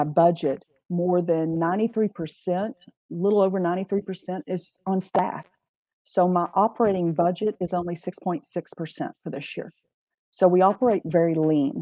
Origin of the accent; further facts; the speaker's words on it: Johnson County, Texas, United States; now in Ellis County, United States; I was born and raised in Johnson County, so I was just one county over